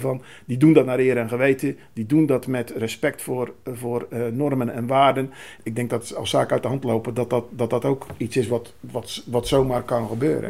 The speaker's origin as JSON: {"language": "Dutch", "country": "Netherlands", "said": "wij eh, als Nederlanders"}